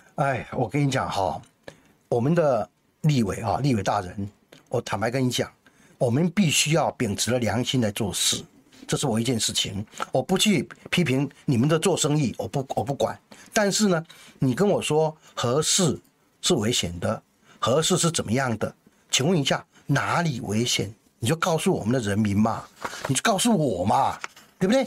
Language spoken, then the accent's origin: Chinese; Taiwan; 我们台湾人没有比人家聪明